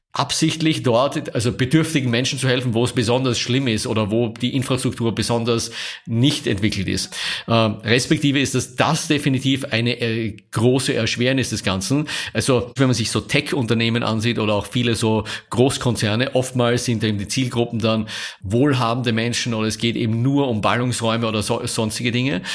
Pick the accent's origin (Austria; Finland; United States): Austria; moved away as an adult; also born or lived in Vienna / Paris / Rome; now in Munich, Germany; als Österreicher wir so als mit einem Bonus daherkommen